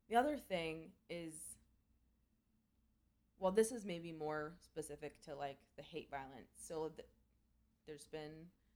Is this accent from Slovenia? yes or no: no; Canada; I'm Canadian